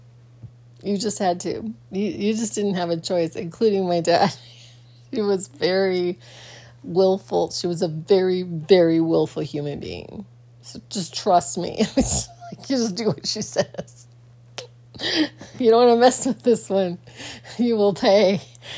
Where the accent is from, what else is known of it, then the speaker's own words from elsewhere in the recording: Phoenix, Arizona, United States; growing up in Phoenix was a very, very strange thing for me